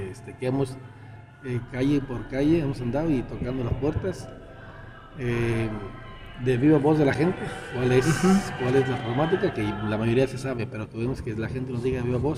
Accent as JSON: {"language": "Spanish", "town": "Resolana", "region": "Jalisco", "country": "Mexico", "tie": "born or raised there", "also_born_or_lived": "Acatic", "said": "nací en Nacatí, pero soy originario de un rancho que se llama Resolana"}